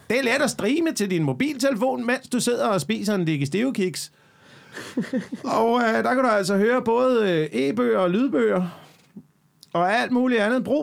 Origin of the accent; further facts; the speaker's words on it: Central Denmark Region, Denmark; man banner ret meget på Midtjylland. Ja. I hvert fald det der område, hvor jeg voksede op i, der banner ja. man.